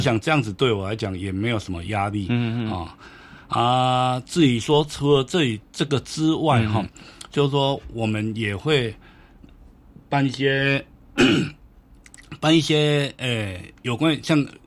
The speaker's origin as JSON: {"language": "Chinese", "region": "Tainan", "country": "Taiwan", "tie": "born or raised there", "said": "我是在那边出生长大"}